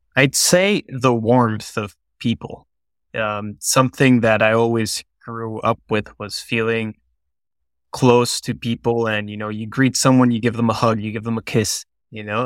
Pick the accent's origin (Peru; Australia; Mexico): Peru; moved away as an adult; also born or lived in New York; now in Boston, United States; I grew up in Peru up until I was eighteen